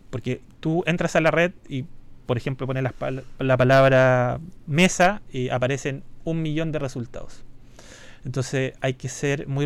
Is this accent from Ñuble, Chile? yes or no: yes; Chillán, Ñuble, Chile; also born or lived in Santiago; Yo soy de Chillán.